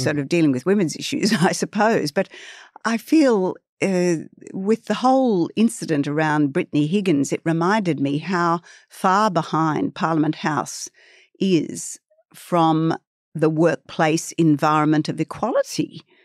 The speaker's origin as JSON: {"language": "English", "town": "Sydney", "region": "New South Wales", "country": "Australia", "tie": "born or raised there", "said": "I grew up on the north shore of Sydney"}